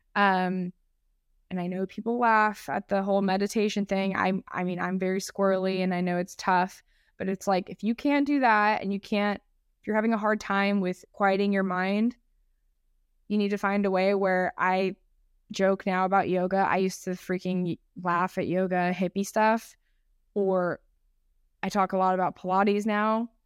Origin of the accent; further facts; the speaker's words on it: San Diego, California, United States; I'm from San Diego